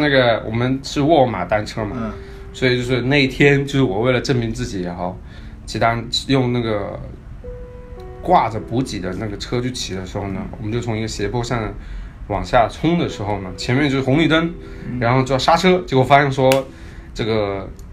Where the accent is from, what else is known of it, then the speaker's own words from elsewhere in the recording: China; moved away as an adult; now in United States; 我有， 我带了中国茶，我是一个中流学生